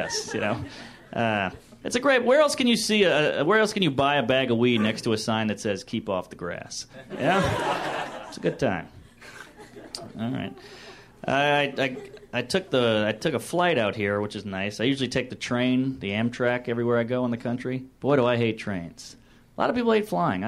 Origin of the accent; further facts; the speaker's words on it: the South, United States; I grew up in the South